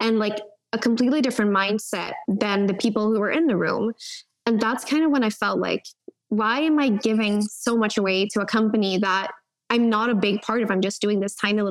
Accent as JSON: {"language": "English", "country": "Sweden", "tie": "born or raised there", "also_born_or_lived": "California", "said": "Coming back from California to my hometown, that's when I realized, I think it was like 12 or 11 when I moved back, but that's when I realized like, oh, there's a world outside of Sweden."}